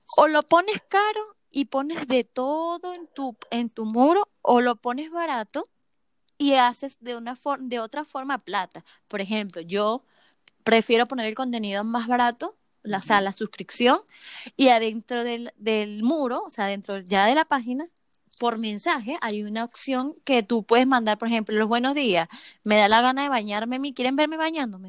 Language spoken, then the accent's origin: Spanish; Venezuela; now in Chile; yo soy venezolana, eh, este, pero estoy aquí en Chile.